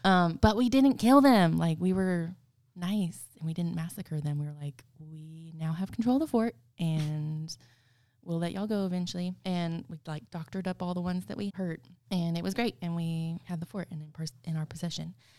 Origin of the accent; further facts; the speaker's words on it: Goliad, Texas, United States; I grew up in Goliad